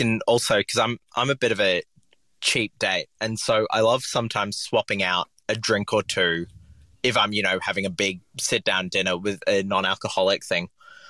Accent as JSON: {"language": "English", "country": "Papua New Guinea", "tie": "born or raised there", "said": "I grew up in Papua New Guinea, and we were basically next to a coffee roaster."}